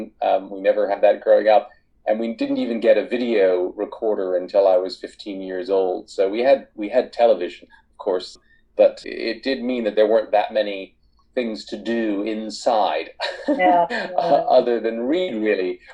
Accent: East Coast of the United States, United States; moved away as an adult; now in United Kingdom; I grew up primarily on the East Coast of the United States, but I've lived in the UK for half my life now, for the last 23 years.

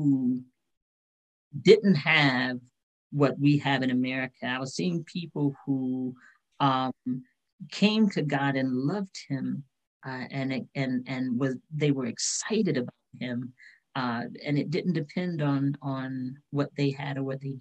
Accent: United States; moved away as an adult; also born or lived in Russia / Middle East; I'm American.

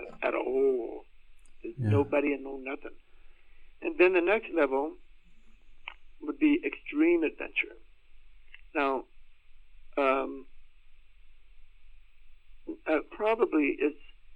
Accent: United States; also born or lived in Austin, Texas; I was born and raised in the Tornado Alley in the U.S.

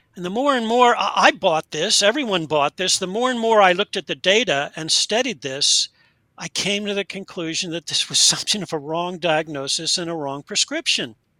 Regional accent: United States; moved away as an adult; also born or lived in Delaware / Pennsylvania / British Columbia, Canada; I grew up in Delaware and Pennsylvania, and that's where I now am

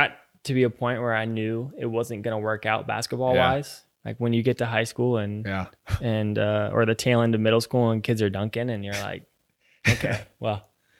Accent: Virginia Beach, Virginia, United States; born or raised there

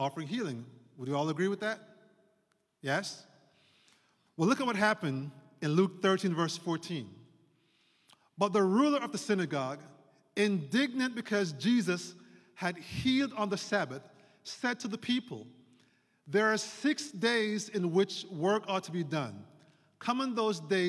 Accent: Jamaica; moved away; That's where I'm from, born and raised

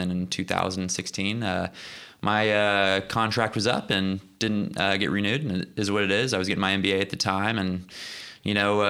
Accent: Olathe, Kansas, United States; moved away as an adult; also born or lived in California / Sweden; now in Oklahoma City, United States; I grew up in Olathe, Kansas, about 20 minutes south of Kansas City, Kansas. Played for a pretty good youth soccer club, Kansas City Legends, growing up.

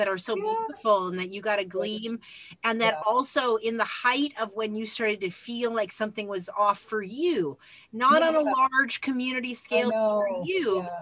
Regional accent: Phoenix, Arizona, United States; I grew up in Phoenix

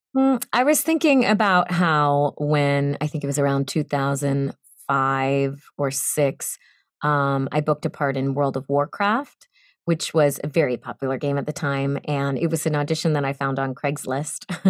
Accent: Boston, Massachusetts, United States; moved away as an adult; now in Los Angeles, United States; I am from Boston

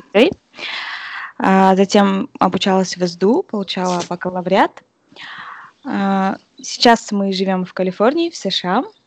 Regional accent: Kazakhstan; moved away as an adult; now in California, United States; наши казахи

